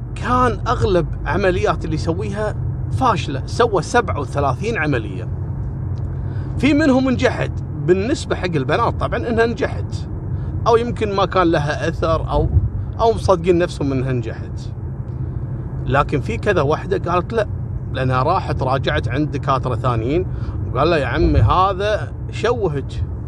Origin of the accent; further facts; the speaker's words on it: Kuwait; عندنا في الكويت